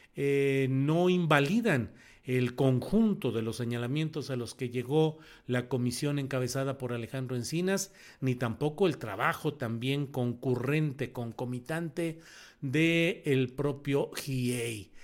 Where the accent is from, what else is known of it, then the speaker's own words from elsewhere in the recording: Mexico; yo soy uno de los 23 mil mexicanos que firmamos